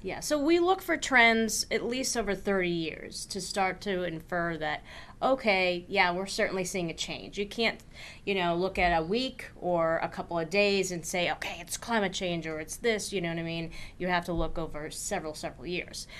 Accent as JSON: {"language": "English", "region": "Eastern Massachusetts", "country": "United States", "tie": "born or raised there", "also_born_or_lived": "Vermont", "moved": "as an adult", "said": "I grew up in Eastern Mass, and I went to college in upstate Vermont"}